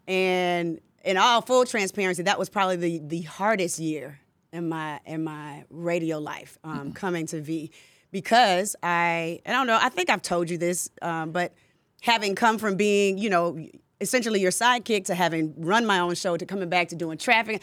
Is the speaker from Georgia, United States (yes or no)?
yes; Decatur, Georgia, United States; I grew up in Decatur